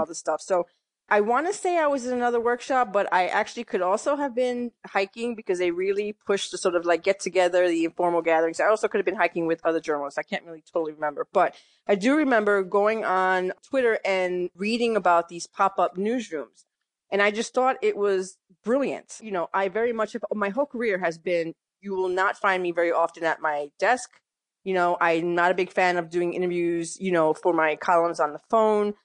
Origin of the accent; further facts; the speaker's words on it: New York City, New York, United States; moved away as an adult; also born or lived in Massachusetts / Connecticut; now in Philadelphia, United States; I grew up in New York, mostly in the Bronx